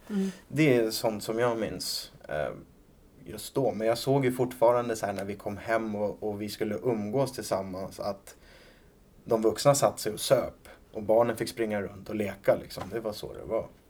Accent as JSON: {"language": "Swedish", "town": "Rimbo", "region": "Stockholm County", "country": "Sweden", "tie": "born or raised there", "said": "jag kommer ifrån Rimbo då, som ligger en bit utanför Norrtälje."}